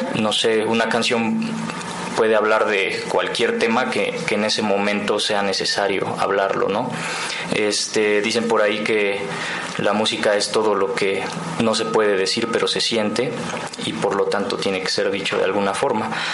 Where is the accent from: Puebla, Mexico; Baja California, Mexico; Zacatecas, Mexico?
Puebla, Mexico; Tecamachalco; moved away as an adult; now in Puebla, Mexico; yo soy de un lugar que se llama Tecamachalco